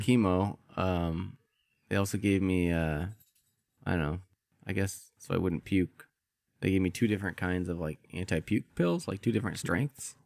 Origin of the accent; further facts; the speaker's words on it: Midwest, United States; I grew up in the Midwest